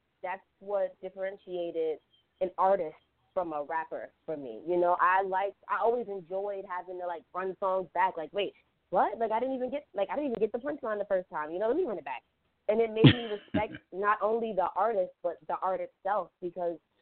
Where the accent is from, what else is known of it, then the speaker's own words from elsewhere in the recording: New York City, New York, United States; I was raised in Southside, Jamaica, Queens, so I listened to a lot of New York rap